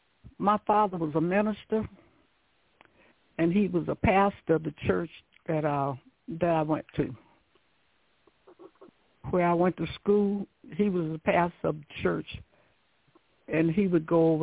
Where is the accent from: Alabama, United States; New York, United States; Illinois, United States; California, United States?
Alabama, United States; Gaston; I grew up in a place called Gaston, Alabama.